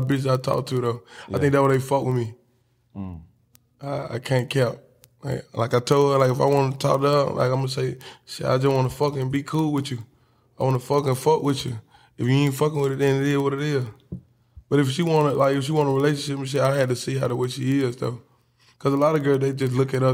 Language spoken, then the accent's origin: English; Birmingham, Alabama, United States; I'm from Birmingham, Alabama